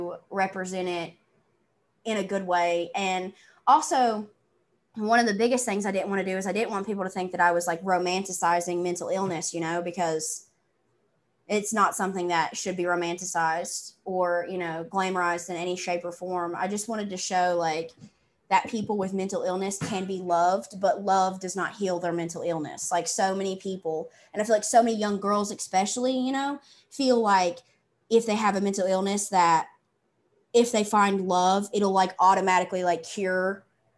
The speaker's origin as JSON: {"language": "English", "region": "the South", "country": "United States", "accent": "Southern", "said": "I'm from the South"}